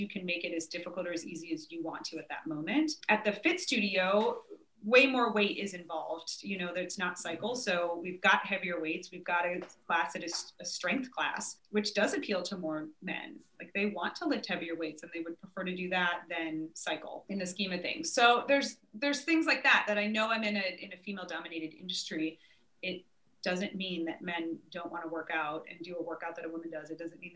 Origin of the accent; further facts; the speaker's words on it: Nebraska, United States; now in Richmond, United States; I grew up in Nebraska